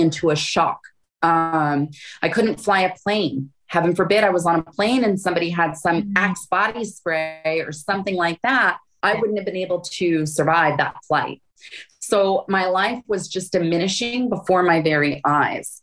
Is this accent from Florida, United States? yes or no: yes; Florida, United States; moved away; also born or lived in Hawaii / Phoenix; I grew up in Florida.